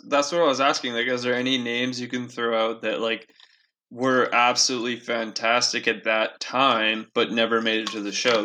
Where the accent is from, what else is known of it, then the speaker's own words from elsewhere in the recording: Castlegar, British Columbia, Canada; growing up in Castlegar, being a good baseball player